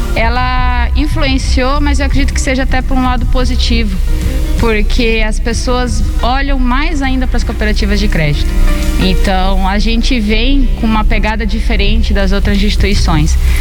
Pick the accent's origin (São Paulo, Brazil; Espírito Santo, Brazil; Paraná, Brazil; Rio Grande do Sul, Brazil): Paraná, Brazil; São Miguel do Iguaçu; eu sou nascida e criada em São Miguel